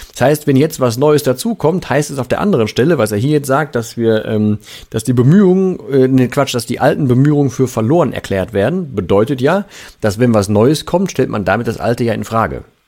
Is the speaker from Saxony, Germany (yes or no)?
no; Ruhr area, North Rhine-Westphalia, Germany; hier bei uns im Pott